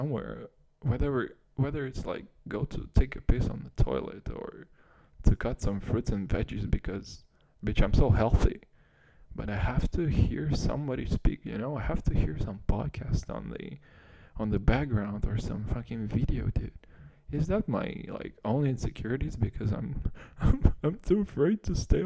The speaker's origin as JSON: {"language": "English", "country": "Kazakhstan", "tie": "born or raised there", "second_language": "English", "moved": "yes", "said": "I was still growing up in Kazakhstan, which is probably the farthest thing you can imagine from America"}